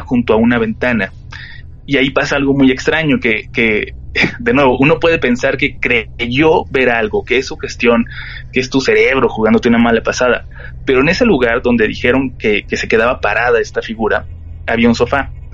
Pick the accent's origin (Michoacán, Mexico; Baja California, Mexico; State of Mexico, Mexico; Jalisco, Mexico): Baja California, Mexico; Tijuana; now in Mexico City, Mexico; Yo soy de Tijuana, pero ya tengo un rato viviendo aquí en la capital